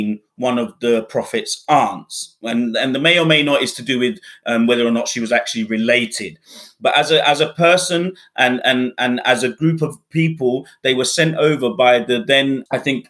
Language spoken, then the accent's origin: English; United Kingdom; also born or lived in Bangladesh; I was brought up in the UK and therefore I'm very European